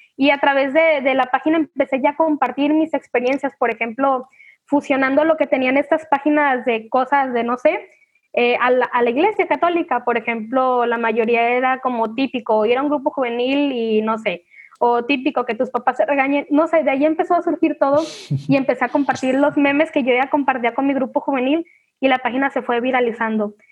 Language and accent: Spanish; Manzanillo, Colima, Mexico; soy de Manzanillo, Colima